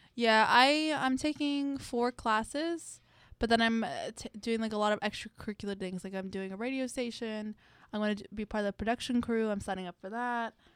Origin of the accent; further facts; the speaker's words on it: Miami, Florida, United States; moved away as an adult; now in Gainesville, United States; I'm from Miami. I just like I like the environment that I live in. Like it was very hard to move to Gainesville